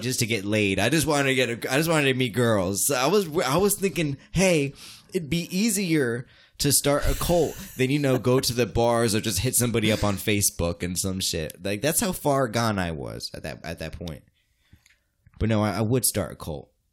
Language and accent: English; United States; as me as American